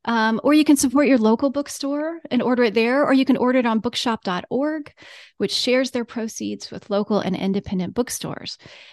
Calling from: Virginia, United States; I am …. I'm joining you from Central Virginia and the unceded lands of the Monacan Nation.

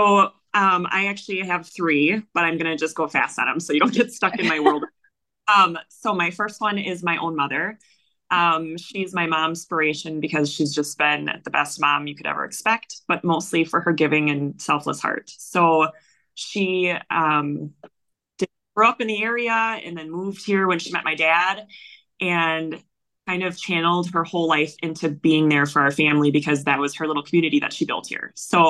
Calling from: Wisconsin, United States; I am actually in Wisconsin, the United States.

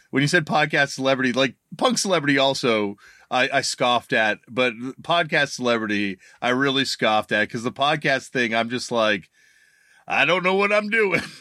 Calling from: Toronto, Ontario, Canada; I'm joining you from Toronto, Canada, in my basement

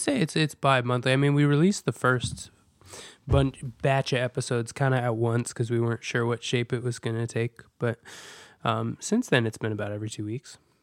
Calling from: New York City, New York, United States; I'm calling in from New York City

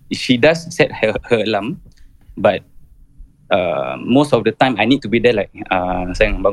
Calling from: Jurong, Singapore; Saya daripada Jurong, bang.

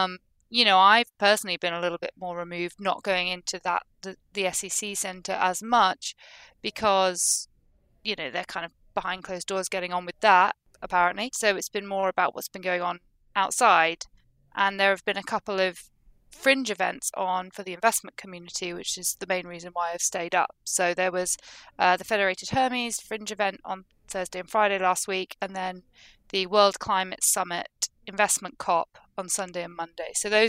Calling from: Glasgow, Scotland, United Kingdom; I'm still here in Glasgow.

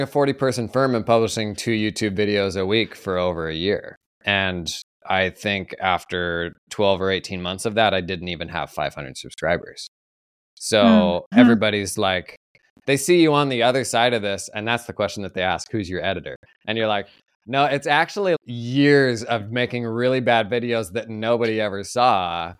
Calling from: Oregon, United States; Oregon, about an hour outside of Portland.

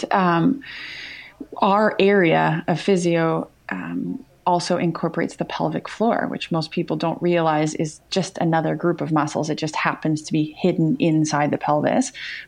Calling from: British Columbia, Canada; I am in British Columbia, Canada.

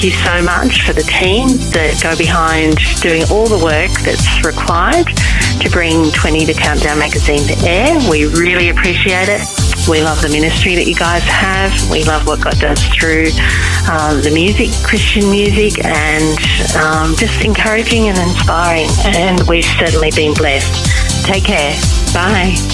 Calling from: New South Wales, Australia; Good day from Australia. This is … and …. We're calling from Central West New South Wales.

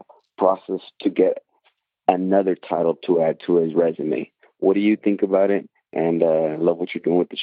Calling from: California, United States; I'm calling from Southern California.

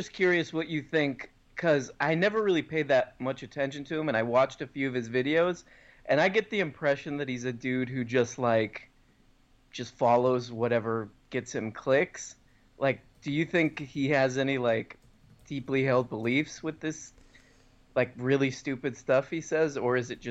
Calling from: Austin, Texas, United States

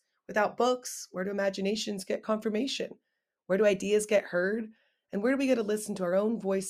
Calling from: El Granada, California, United States; I'm coming in from El Granada, California. It's a small coastal town just south of San Francisco.

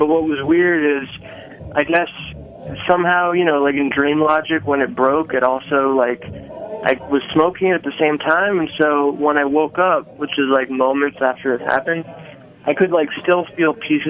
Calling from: New York City, New York, United States; I'm calling from New York City, New York.

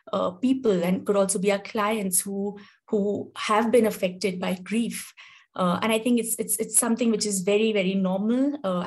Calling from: India; So I'm joining in from India, and as you all are joining in, it'll be lovely to know where you're coming in from.

